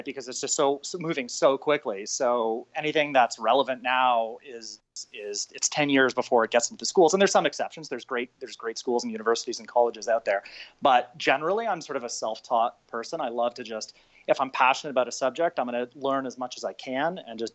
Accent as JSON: {"language": "English", "area": "just outside of Toronto", "region": "Ontario", "country": "Canada", "tie": "born or raised there", "said": "So I'm Canadian. I grew up just outside of Toronto"}